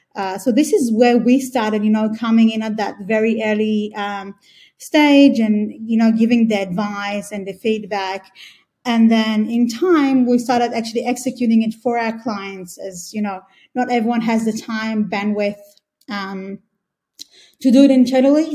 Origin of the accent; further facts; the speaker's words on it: Australia; moved away as an adult; also born or lived in Israel; I was born in Israel, grew up in Australia, and been here for the past eight years or so